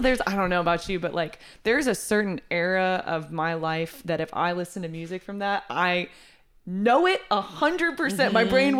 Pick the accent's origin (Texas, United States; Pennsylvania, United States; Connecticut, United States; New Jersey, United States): Texas, United States; also born or lived in Seattle, Washington; I'm from Texas originally. I went to Seattle for school, or you know, oh. like Washington. So, you know, big jump out of Texas, but I came back to Texas and I loved it. It's home.